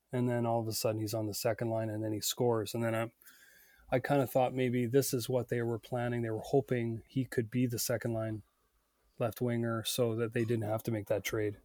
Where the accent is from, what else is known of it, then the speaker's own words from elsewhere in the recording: Northern Ontario, Canada; also born or lived in British Columbia; now in Vancouver, Canada; I grew up in Northern Ontario and delivered the Sudbury Star